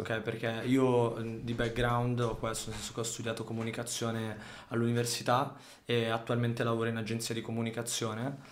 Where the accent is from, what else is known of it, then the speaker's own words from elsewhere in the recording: Saronno, Lombardy, Italy; also born or lived in Sardinia / Sicily; noi comunque veniamo da Saronno